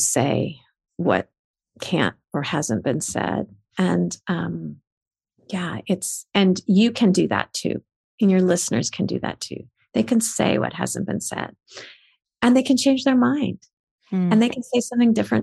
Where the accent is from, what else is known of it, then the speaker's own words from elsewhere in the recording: United States; I was born in America.